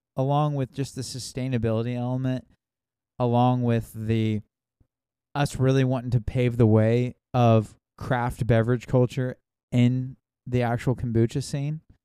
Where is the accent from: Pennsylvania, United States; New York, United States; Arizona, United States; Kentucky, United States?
Kentucky, United States; we're from Kentucky